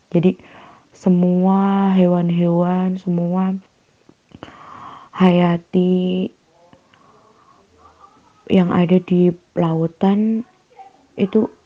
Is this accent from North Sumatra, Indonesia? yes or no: no; Temanggung, Central Java, Indonesia; jadi asalku dari Temanggung Jawa Tengah tahu Temanggung nggak ya sekitar dua jam lah kalau dari Jogja dekat Magelang